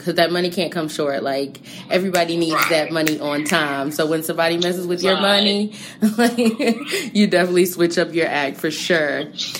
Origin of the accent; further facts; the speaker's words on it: New Jersey, United States; I'm from New Jersey.